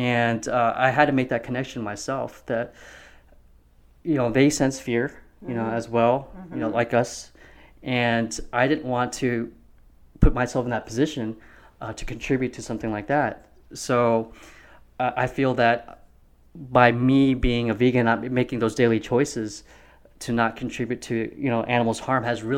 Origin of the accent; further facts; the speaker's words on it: Mesquite, Texas, United States; Dallas County. I grew up in Mesquite. I went to Poteet High School